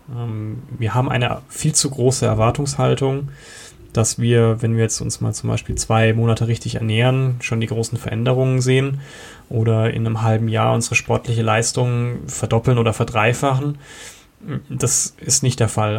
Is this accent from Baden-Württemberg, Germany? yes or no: yes; Karlsruhe, Baden-Württemberg, Germany; now in Kempten, Germany; ich komme ursprünglich aus Karlsruhe, wohne mittlerweile in Kempten im Allgäu